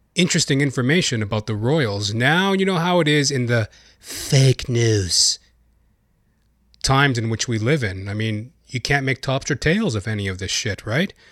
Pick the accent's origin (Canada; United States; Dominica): Canada; I am a Canadian